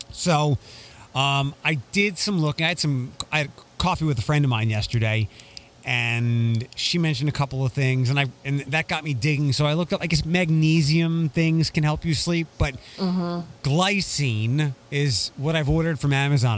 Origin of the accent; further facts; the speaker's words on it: Toledo, Ohio, United States; my hometown